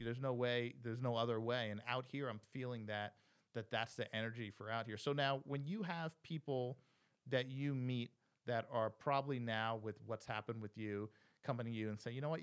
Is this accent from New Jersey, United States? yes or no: yes; New Jersey, United States; moved away as an adult; also born or lived in New York City; go back to Jersey, my hometown